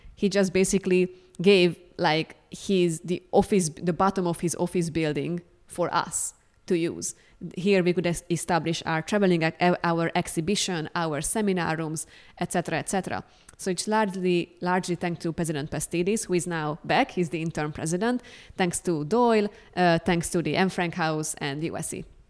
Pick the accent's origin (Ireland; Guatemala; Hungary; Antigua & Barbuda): Hungary; moved away as an adult; also born or lived in Amsterdam, Netherlands; now in Columbia, United States; I am originally from Hungary, but I was living in Amsterdam in the Netherlands for more than three years.